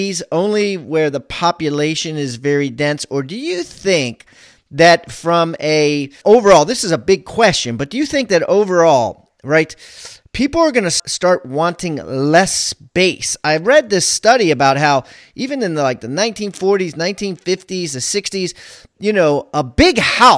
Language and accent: English; Baltimore, Maryland, United States; I'm from Baltimore